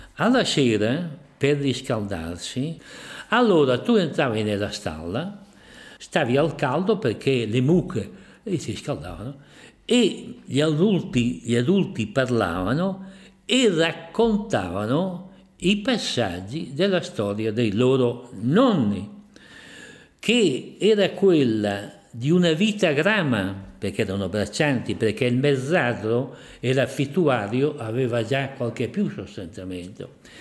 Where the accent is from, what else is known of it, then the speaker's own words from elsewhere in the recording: Portomaggiore, Emilia-Romagna, Italy; sono nato a Portomaggiore di Ferrara il 7 luglio del 1929, terzo figlio maschio di un'umile famiglia